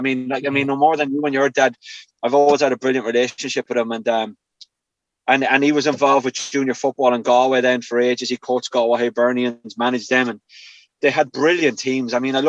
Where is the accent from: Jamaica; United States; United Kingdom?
United Kingdom; Coventry, West Midlands; born there; I was born in Coventry. Yeah.